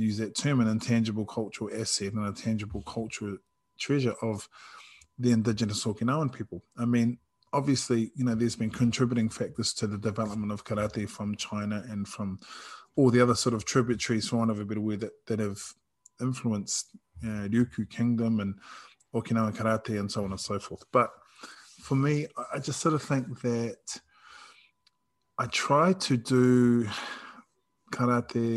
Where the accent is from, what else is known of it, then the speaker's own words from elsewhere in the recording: New Zealand; I'm Māori and I'm Samoan and I'm from New Zealand and from the Pacific.